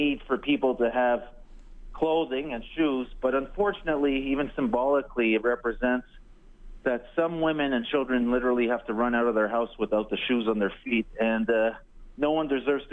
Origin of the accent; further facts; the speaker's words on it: Montreal, Quebec, Canada; growing up in Montreal